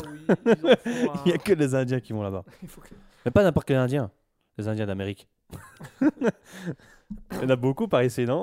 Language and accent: French; Charleroi, Wallonia, Belgium; Je suis Carolo, moi